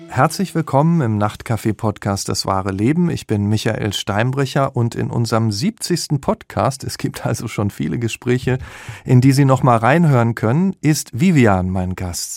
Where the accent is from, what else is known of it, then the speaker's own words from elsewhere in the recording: Dortmund, North Rhine-Westphalia, Germany; Ich komme nämlich auch aus dem Ruhrgebiet